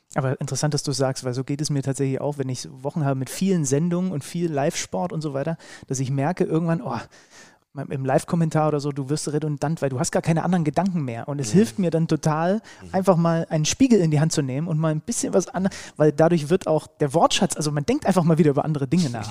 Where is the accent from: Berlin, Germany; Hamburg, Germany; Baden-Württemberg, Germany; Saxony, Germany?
Saxony, Germany; ich bin ja gebürtiger Sachse